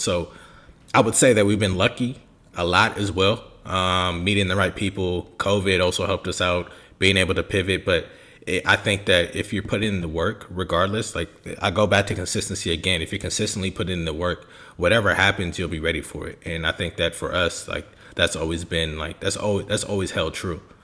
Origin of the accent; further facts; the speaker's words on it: Bay Area, California, United States; also born or lived in Germany / England; born and raised in the Bay Area.